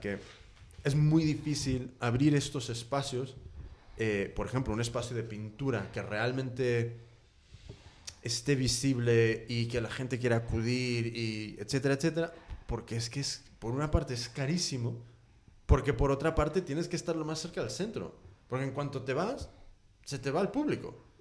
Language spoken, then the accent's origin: Spanish; United States; now in Spain; yo soy de Estados Unidos, entonces siempre contrasto con cómo son las cosas ahí